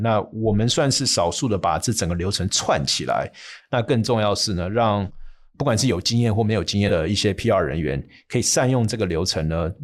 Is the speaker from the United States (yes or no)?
yes; United States; moved away as an adult; 从小在美国那边长大，甚至也在那边念书、工作，甚至又回去念书